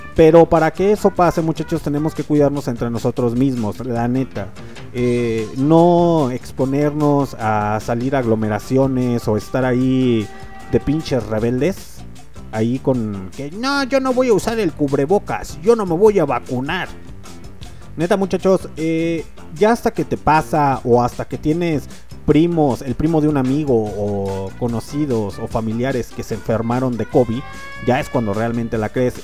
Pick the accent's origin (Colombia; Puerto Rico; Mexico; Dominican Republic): Mexico; soy mexicano